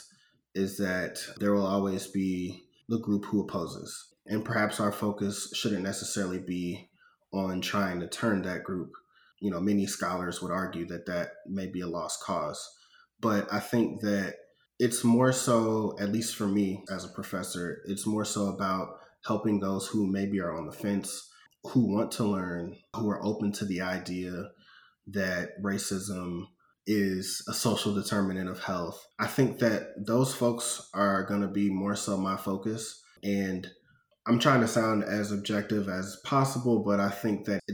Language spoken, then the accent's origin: English; St. Louis, Missouri, United States; growing up in St. Louis